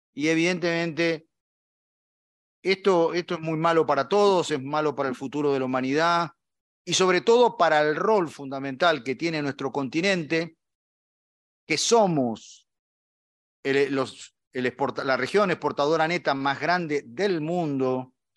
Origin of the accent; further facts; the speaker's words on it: Argentina; como argentino